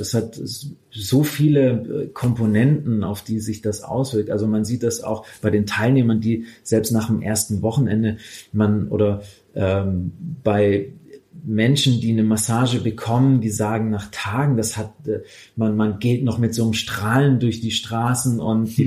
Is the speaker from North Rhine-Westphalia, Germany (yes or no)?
no; Swabia, Baden-Württemberg, Germany; also born or lived in Stuttgart; Ich komme aus dem Schwabenland